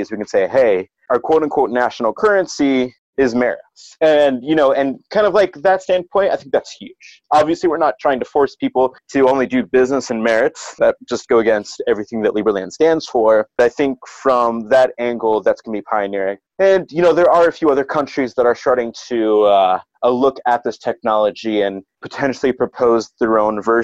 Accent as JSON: {"language": "English", "region": "Ohio", "country": "United States", "said": "I'm from Ohio"}